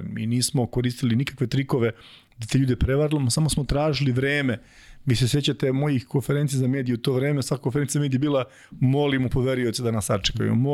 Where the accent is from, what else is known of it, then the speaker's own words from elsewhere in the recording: Čačak, Moravica District, Serbia; mi smo obojice iz Čačka